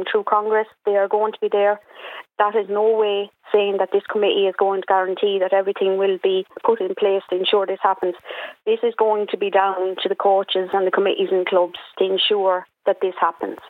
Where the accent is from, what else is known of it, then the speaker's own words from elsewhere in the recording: Carlow, Leinster, Ireland; while I was from Carlow